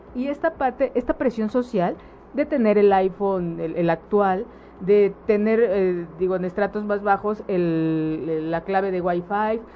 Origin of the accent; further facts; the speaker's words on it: Mexico; nuestras creencias destructivas como sociedad mexicana